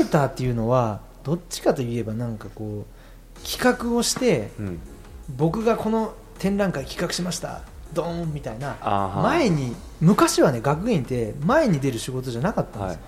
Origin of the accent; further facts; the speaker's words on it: Mimasaka, Okayama, Japan; moved away as an adult; also born or lived in Tokyo; 元がまあ、美作市っていう横の凪の横の市